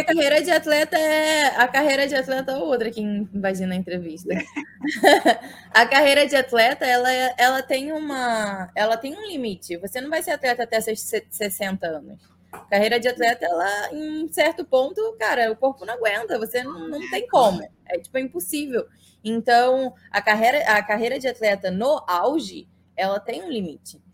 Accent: Saquarema, Rio de Janeiro, Brazil; now in United States; me mudei para Saquarema quando eu tinha nove anos

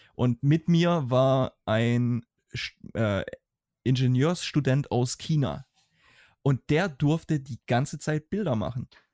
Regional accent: Germany; als Deutscher

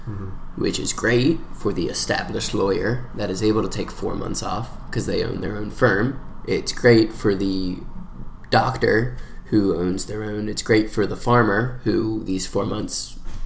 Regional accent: North Fulton, Georgia, United States; I'm from North Fulton, and a lot of people at the school are too

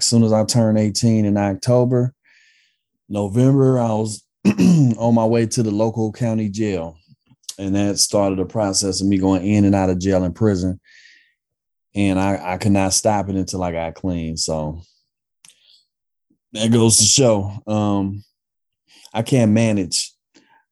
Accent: Oakland, California, United States; I grew up in East Oakland, born and raised out here

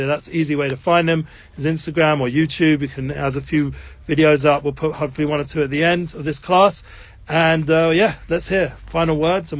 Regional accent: England, United Kingdom; Yes, I'm English.

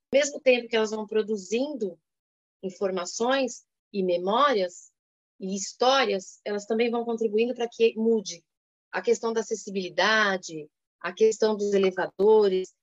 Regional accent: São Paulo, Brazil; Sou paulistana

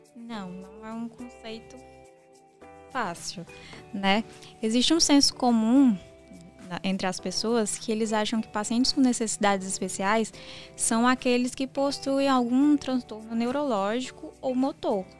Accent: interior of Ceará, Brazil; eu sou do interior aqui do Ceará

